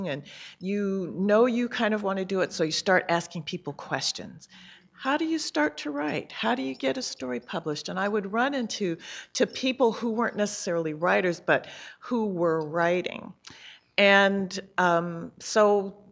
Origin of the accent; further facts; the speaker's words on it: California, United States; I'm from California